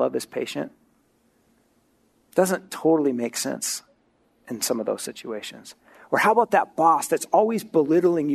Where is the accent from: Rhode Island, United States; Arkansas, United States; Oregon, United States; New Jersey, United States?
Oregon, United States; moved away; I grew up in Oregon